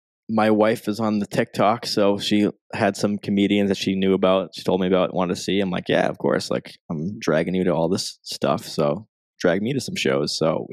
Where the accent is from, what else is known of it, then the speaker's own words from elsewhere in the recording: Boston, Massachusetts, United States; where are you from? I said, Boston.